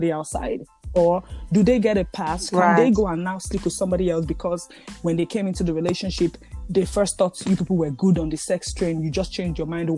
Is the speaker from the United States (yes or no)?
no; Nigeria; especially women from our background, being that we are from Nigeria